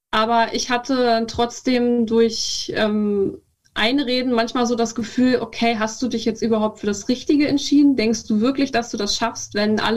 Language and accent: German; Brandenburg, Germany; also born or lived in Berlin; Ich wurde in Berlin geboren, bin aber in der Prignitz aufgewachsen. Also ich habe da meine ganze Kindheit verbracht. Ähm, wer was nicht kennt, das ist ähm, ein Landkreis im Nordwesten Brandenburgs, also an der Elbe quasi einfach.